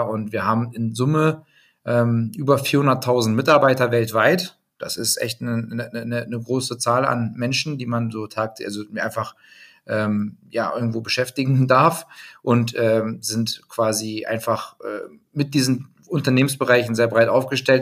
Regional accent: Hildesheim, Lower Saxony, Germany; Ich bin geboren in Hildesheim. Das heißt, wenn man die Deutschlandkarte sich vor Augen führt, ähm, so, ich sag mal, Mitte bis eher Norden sagen, bei Hannover, ähm, groß geworden

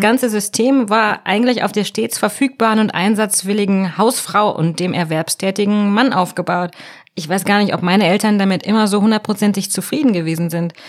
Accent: North Rhine-Westphalia, Germany; ich bin in Nordrhein-Westfalen groß geworden

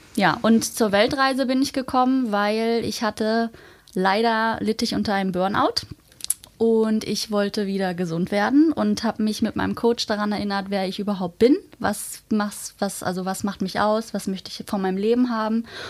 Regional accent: Hamburg, Germany; also born or lived in Magdeburg; ich komme ja eigentlich aus Hamburg

